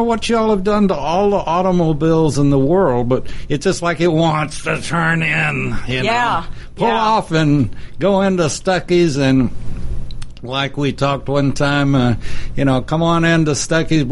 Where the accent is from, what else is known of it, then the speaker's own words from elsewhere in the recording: Texas, United States; I grew up in Texas, and we say pecan.